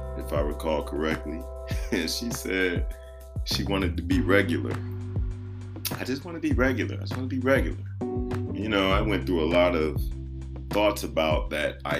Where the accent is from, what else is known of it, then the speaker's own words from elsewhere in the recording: Chicago, Illinois, United States; I grew up in Christianity. Shout out Liberty Temple Full Gospel Church and World Outreach Ministry, 79th in Western, Chi-Town.